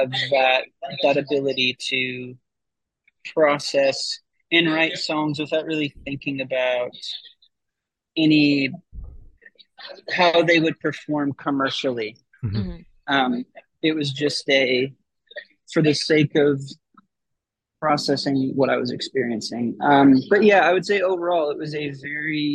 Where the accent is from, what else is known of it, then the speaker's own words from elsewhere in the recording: Midwest, United States; I was a kid from the Midwest